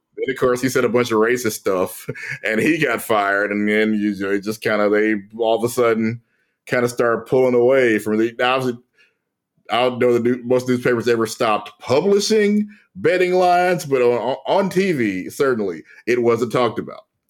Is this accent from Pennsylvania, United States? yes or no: no; Louisiana, United States; my home state of Louisiana